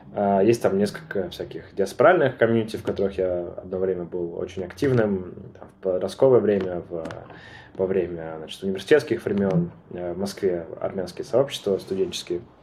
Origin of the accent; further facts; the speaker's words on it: Armenia; я армянин, я живу в Армении